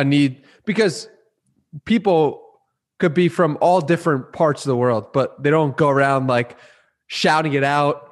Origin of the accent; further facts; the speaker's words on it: East Coast, United States; I'm from the East Coast